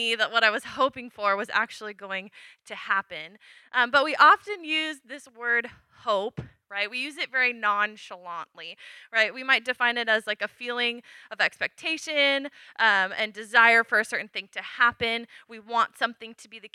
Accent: Washington, United States; I grew up in Washington

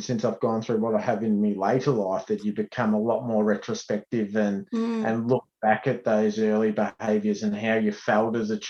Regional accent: Heyfield, Victoria, Australia; also born or lived in Traralgon, Victoria; I grew up in Hayfield, small timber town, obviously a lot of sawmills and a really proud sporting community.

